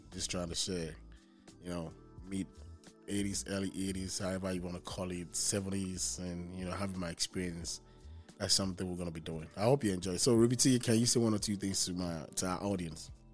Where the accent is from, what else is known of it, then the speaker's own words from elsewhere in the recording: Nigeria; now in Houston, United States; I'm from Nigeria